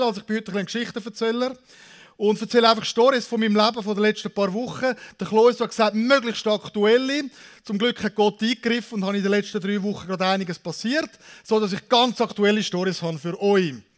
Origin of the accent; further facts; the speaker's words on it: Zürich, Switzerland; now in Aargau, Switzerland; Ich bin ursprünglich Zürcher, jetzt bin ich in Saargau